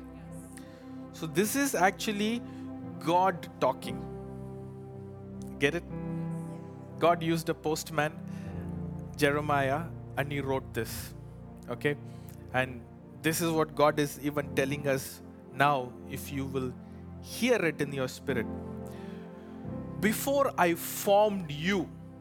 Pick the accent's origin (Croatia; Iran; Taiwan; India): India; English is a second language; moved away; I come from India.